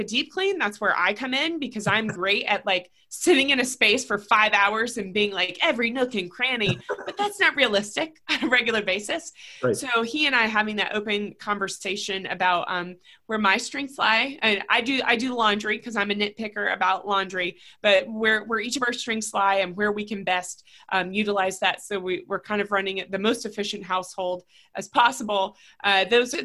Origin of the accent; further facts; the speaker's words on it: Raleigh, North Carolina, United States; I'm born and raised in Raleigh. I still have family here.